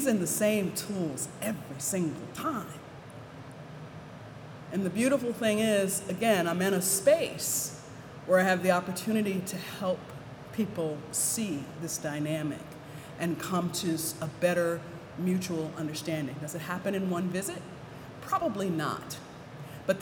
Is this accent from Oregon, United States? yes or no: no; Williamsburg, Virginia, United States; I grew up in Williamsburg